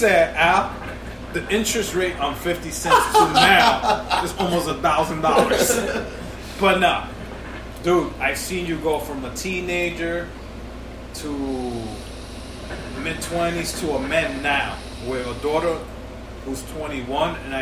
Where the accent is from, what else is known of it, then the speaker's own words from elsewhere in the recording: New York, United States; I'm from the Heights too